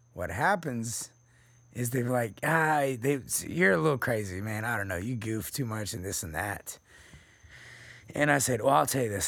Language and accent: English; Texas, United States; I'm from Texas